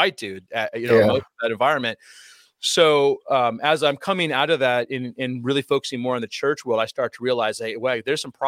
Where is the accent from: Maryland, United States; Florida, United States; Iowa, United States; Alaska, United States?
Alaska, United States; Anchorage; growing up in Alaska, which is really, a lot of people don't realize, Anchorage, Alaska is very diverse